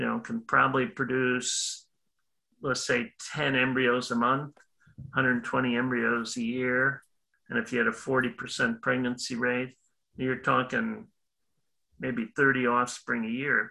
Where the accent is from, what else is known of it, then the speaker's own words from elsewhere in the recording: Illinois, United States; moved away as an adult; also born or lived in Wisconsin; now in Florida, United States; I'm originally from Illinois did my undergrad work at University of Illinois